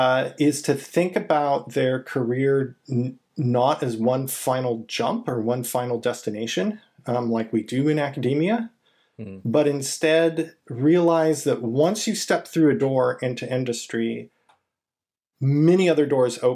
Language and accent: English; California, United States; moved away as an adult; also born or lived in Michigan / Indiana / Texas; I'm originally from California